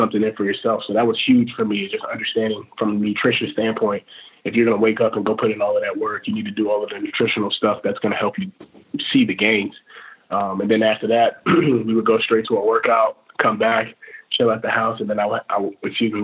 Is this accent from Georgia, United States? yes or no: no; Montross, Virginia, United States; I'm from Montrose.